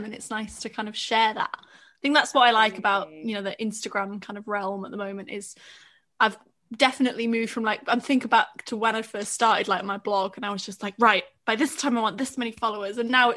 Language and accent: English; Welsh island, Wales, United Kingdom; I come from, like, a nice little chilled out Welsh island